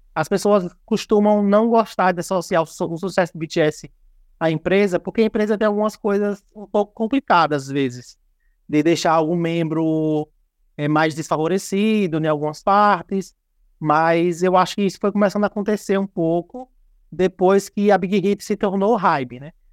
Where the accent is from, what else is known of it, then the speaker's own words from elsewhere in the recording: Brazil; a gente é brasileiro